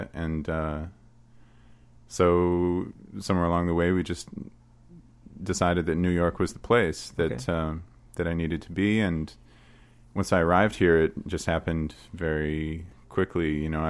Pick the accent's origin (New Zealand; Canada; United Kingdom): Canada